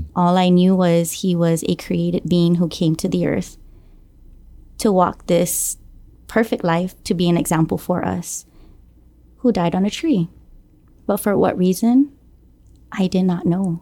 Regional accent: Guam; Born and raised here on Guam, um, from the village of Jonia

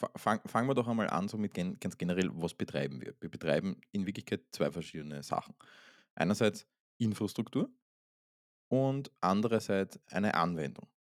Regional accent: Vienna, Austria; aus Wien. Aus meiner Heimatstadt

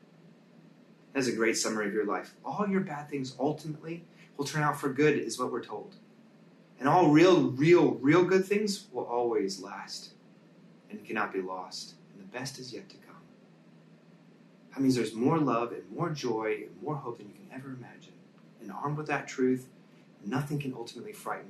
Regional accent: United States; as American Christians

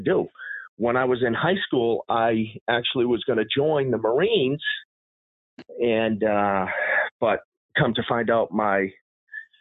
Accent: Massachusetts, United States; I grew up in Massachusetts

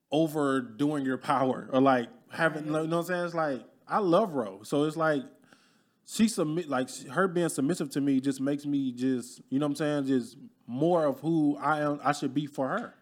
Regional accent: Alabama, United States; moved away as an adult; also born or lived in Detroit, Michigan; now in Dallas, United States; I'm originally born and raised in Alabama

